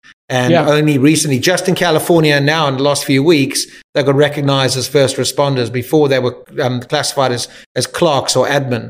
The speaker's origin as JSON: {"language": "English", "town": "Cape Town", "region": "Western Cape", "country": "South Africa", "tie": "born or raised there", "said": "Yeah, 100%. Yeah. I mean, I grew up. I remember the first time I went to London and I couldn't see the sea"}